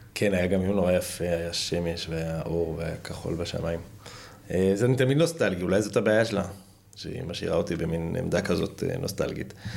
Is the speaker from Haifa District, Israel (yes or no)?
yes; Haifa, Haifa District, Israel